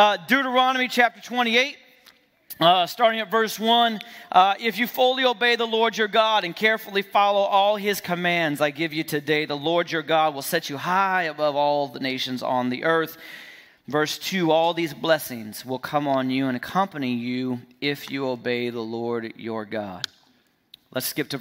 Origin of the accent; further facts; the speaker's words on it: Fresno, California, United States; We're from Fresno.